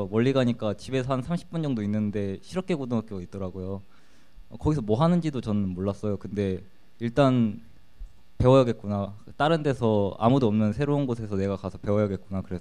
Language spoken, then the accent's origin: Korean; Suwon, Gyeonggi Province, South Korea